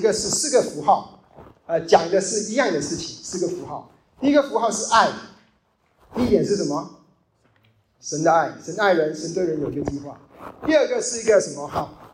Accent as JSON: {"language": "Chinese", "country": "China", "said": "因为我们是中国人，很多 background，我们是无神论的 background"}